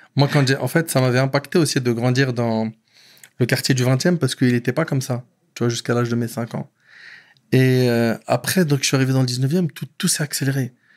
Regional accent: Paris, Île-de-France, France; born or raised there; also born or lived in Aubervilliers

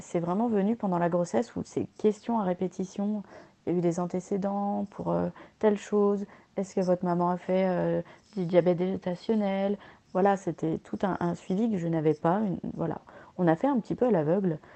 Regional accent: France; je suis née sous X en France

